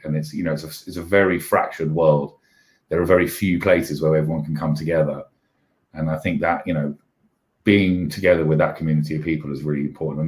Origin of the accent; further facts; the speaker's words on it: London, United Kingdom; I grew up in Camden Town